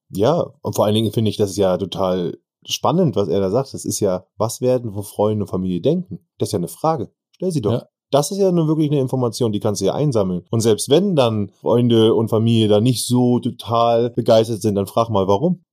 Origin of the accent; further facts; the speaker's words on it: Northern Germany, Germany; sagt man bei uns im Norden